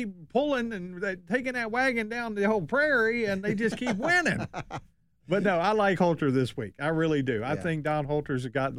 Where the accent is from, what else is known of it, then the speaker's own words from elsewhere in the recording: the Valley, Virginia, United States; growing up in the Valley